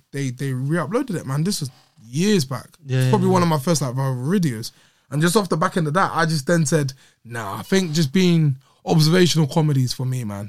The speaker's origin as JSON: {"language": "English", "region": "London", "country": "United Kingdom", "tie": "born or raised there", "also_born_or_lived": "Ilford", "moved": "as an adult", "lives_now": "Wembley, United Kingdom", "said": "I grew up in East London, moved to Wembley for uni"}